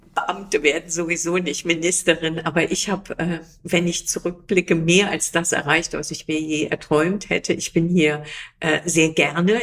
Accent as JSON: {"language": "German", "country": "Germany", "moved": "as an adult", "lives_now": "Canada", "said": "als Deutsche"}